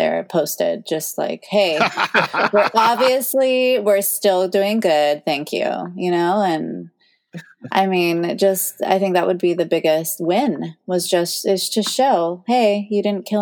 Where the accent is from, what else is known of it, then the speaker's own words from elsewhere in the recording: Maui, Hawaii, United States; I'm from Maui.